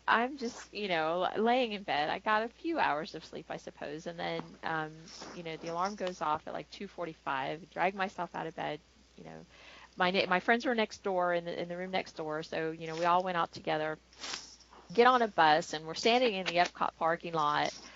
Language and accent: English; Florida, United States; I grew up in Florida